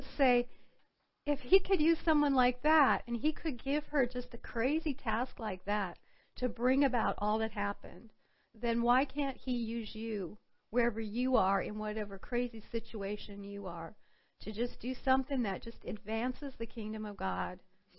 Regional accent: Montana, United States; I'm a girl from Montana at a mandated meeting.

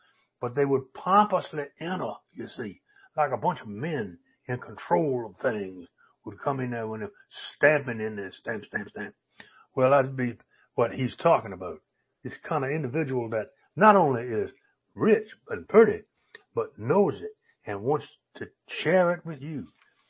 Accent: Virginia, United States; I grew up in Tidewater, Virginia, around some churches, you know, started out in 1640, way back down there.

